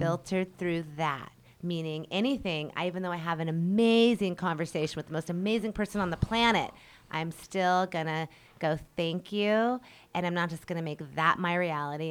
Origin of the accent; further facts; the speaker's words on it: Colorado, United States; moved away as an adult; now in Hawaii, United States; Colorado. That's actually my hometown.